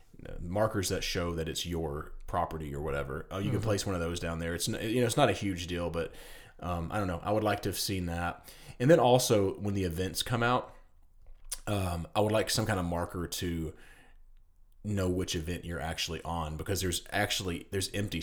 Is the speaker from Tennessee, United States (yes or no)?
yes; Tennessee, United States; I'm from Tennessee.